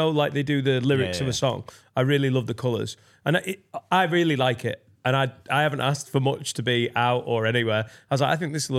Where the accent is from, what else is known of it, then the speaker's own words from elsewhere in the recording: near Blackburn, North West England, United Kingdom; I grew up near Blackburn.